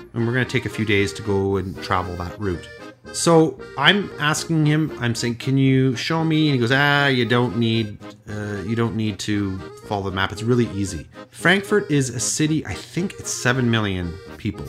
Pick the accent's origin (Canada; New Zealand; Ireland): Canada; I'm Canadian